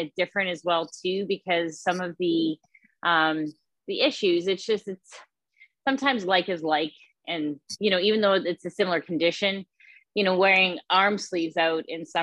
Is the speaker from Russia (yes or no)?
no; Manitoba, Canada; here in my hometown and my home province